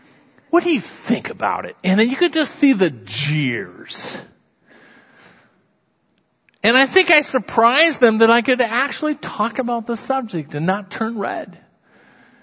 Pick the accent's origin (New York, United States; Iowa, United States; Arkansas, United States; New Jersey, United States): Iowa, United States; I'm from Iowa.